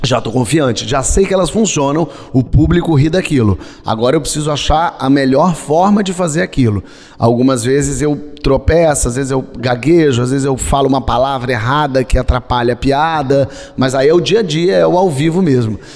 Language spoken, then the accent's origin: Portuguese; Brazil; eu, como brasileiro